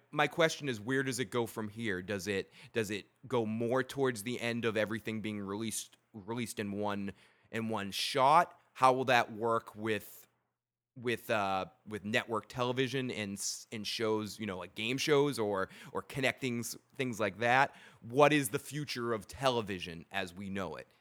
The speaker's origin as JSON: {"language": "English", "town": "Lynn", "region": "Massachusetts", "country": "United States", "tie": "born or raised there", "said": "I was born in Lynn"}